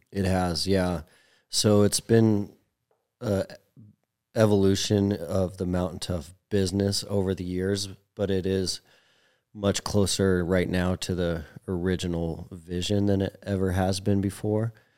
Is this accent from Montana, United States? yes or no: yes; Billings, Montana, United States; I was a Montana kid, so I was born and raised in Billings